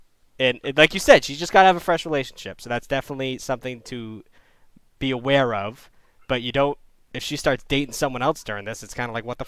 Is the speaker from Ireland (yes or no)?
yes; Ireland; I would love to call, but I'm from Ireland.